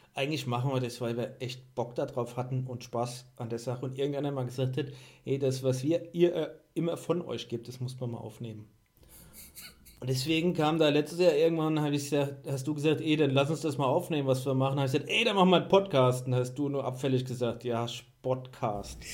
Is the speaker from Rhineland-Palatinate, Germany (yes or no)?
yes; Mainz, Rhineland-Palatinate, Germany; komme aus Mainz. Habt ihr bestimmt schon an, an meinem Dialekt erkannt